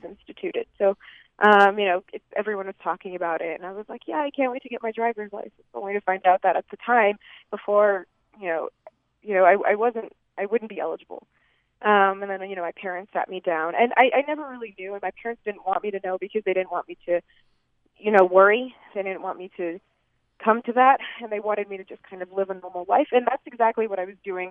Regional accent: Boston, Massachusetts, United States; now in Utah, United States; I grew up in Boston

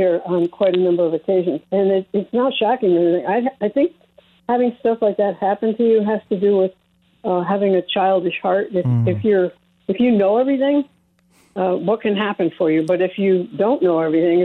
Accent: Naples, Campania, Italy; now in Taos, United States; I'm Italian from Naples

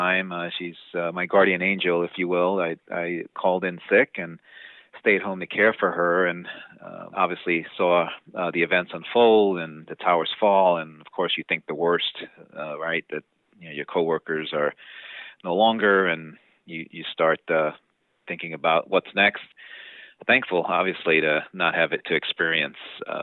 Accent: New York City, New York, United States; growing up in the Bronx

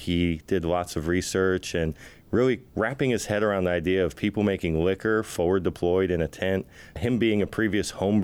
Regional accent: Texas, United States; moved away as an adult; also born or lived in Waimanalo, Hawaii; now in Hawaii, United States; We moved to Texas. Hawaii, of course, is expensive for a single parent. So we moved to Texas. I grew up down there

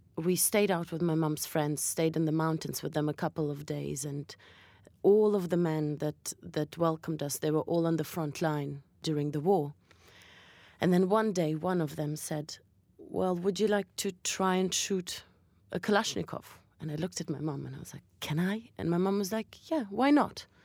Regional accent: Berlin, Germany; also born or lived in Latvia; now in London, United Kingdom; I was born in Latvia, and my parents are Russian Jews, but I was brought up in Berlin, and now I live in London

